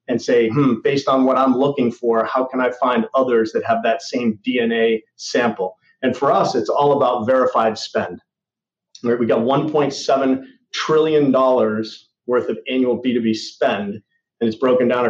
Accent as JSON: {"language": "English", "region": "New England", "country": "United States", "said": "I'm a New England guy"}